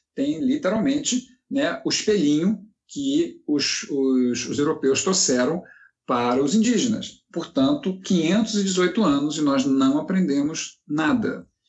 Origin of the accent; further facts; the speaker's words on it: Rio de Janeiro, Brazil; moved away as an adult; now in Minas Gerais, Brazil; na verdade eu não sou mineiro, sou carioca, mas moro aqui já tem 20 anos